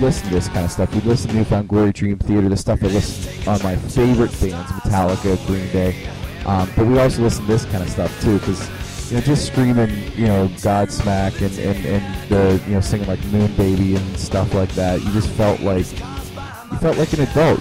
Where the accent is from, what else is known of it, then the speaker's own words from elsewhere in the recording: Pittsburgh, Pennsylvania, United States; I am from Pittsburgh